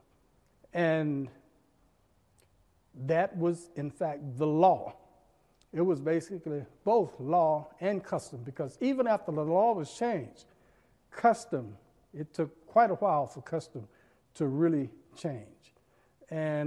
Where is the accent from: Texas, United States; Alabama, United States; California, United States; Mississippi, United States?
Alabama, United States; Birmingham; when I was here growing up in Birmingham